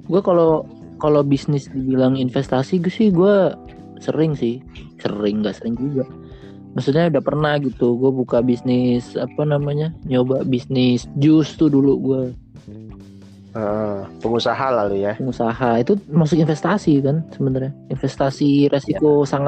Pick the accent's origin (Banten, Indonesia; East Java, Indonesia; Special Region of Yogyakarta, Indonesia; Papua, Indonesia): East Java, Indonesia; Surabaya; now in Jakarta, Indonesia; Pulang kampung. Iya pulang kampung gua. Takut gua di Jakarta ngeri banyak ini covid